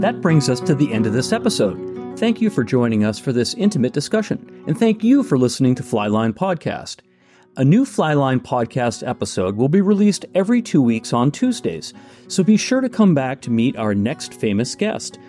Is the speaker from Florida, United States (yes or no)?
no; Maine, United States; growing up in Maine, and my father was a hunter